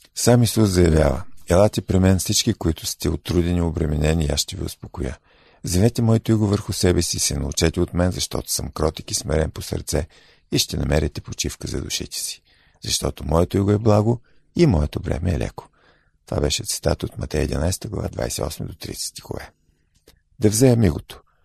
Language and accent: Bulgarian; Bulgaria; ние като българи